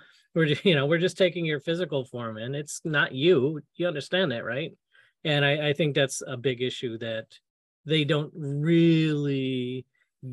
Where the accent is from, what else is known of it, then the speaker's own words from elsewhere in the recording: United States; I'm an American.